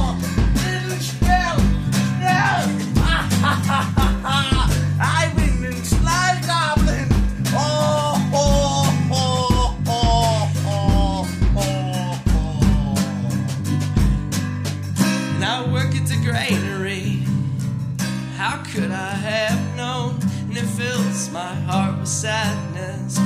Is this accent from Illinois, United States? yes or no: no; Las Vegas, Nevada, United States; I'm from Las Vegas, Nevada